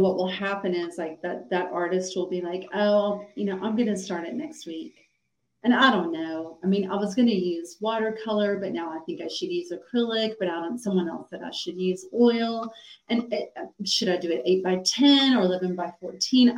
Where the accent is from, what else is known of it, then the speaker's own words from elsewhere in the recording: Atlanta, Georgia, United States; I grew up in Atlanta, Georgia